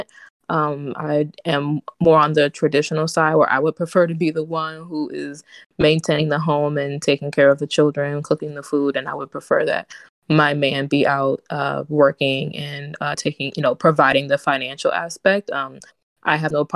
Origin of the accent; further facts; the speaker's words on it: Virginia, United States; from Virginia, born and raised